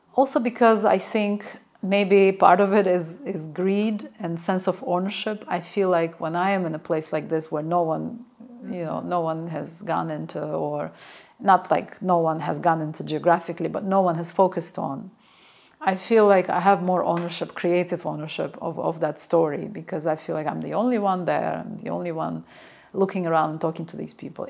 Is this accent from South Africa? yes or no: no; Baku, Azerbaijan; my memories of growing up in Baku in a similar courtyard